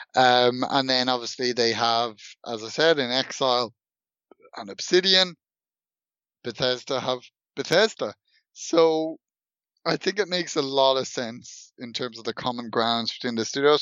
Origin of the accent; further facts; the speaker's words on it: Dublin, Leinster, Ireland; I'm from Dublin, and Dublin is partly consisted of a, a former Viking settlement.